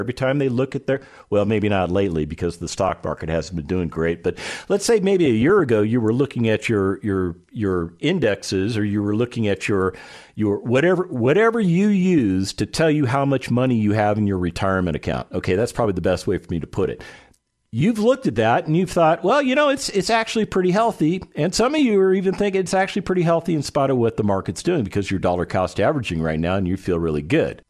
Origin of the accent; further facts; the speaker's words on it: Las Vegas, Nevada, United States; my hometown of Las Vegas, Nevada